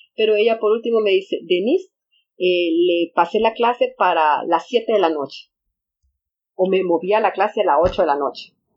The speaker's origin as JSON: {"language": "Spanish", "town": "Tegucigalpa", "region": "Francisco Morazán", "country": "Honduras", "also_born_or_lived": "San Pedro Sula", "said": "yo soy de Tegucigalpa"}